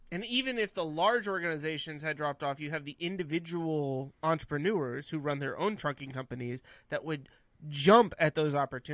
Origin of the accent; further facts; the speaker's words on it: California, United States; I'm from Northern California.